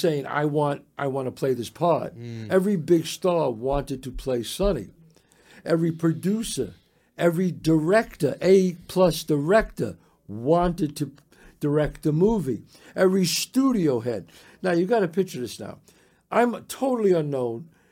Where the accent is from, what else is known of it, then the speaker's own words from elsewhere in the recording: New York City, New York, United States; me growing up in the Bronx